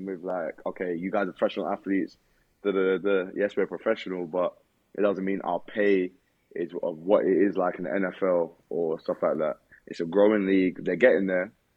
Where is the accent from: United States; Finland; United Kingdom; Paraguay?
United Kingdom; moved away; I'm a European. Uh, I'm, I'm from the UK.